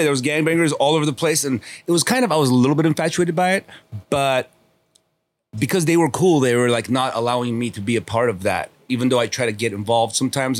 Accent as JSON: {"language": "English", "town": "Los Angeles", "region": "California", "country": "United States", "tie": "born or raised there", "also_born_or_lived": "Armenia", "said": "I grew up here on Kingsley Drive over here, North Kingsley Drive"}